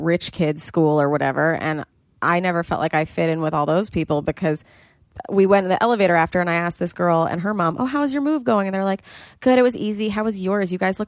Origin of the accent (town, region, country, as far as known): New York City, New York, United States; born or raised there